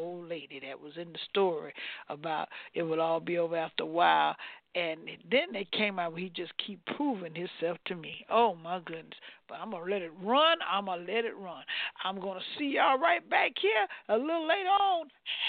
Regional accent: Florida, United States; I'm from Florida.

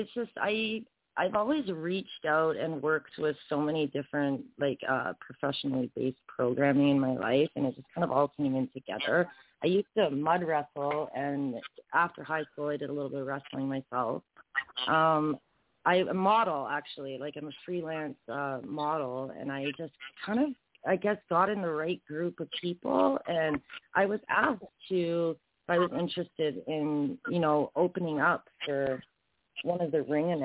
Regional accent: Ontario, Canada; also born or lived in Gander, Newfoundland; I grew up in Ontario, which is the mainland of Canada.

